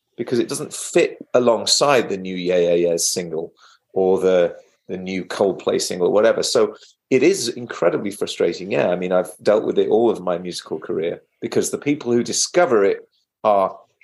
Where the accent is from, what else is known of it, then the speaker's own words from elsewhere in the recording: Wales, United Kingdom; moved away; also born or lived in England; I'm from Wales originally, in the west of England, little addendum to England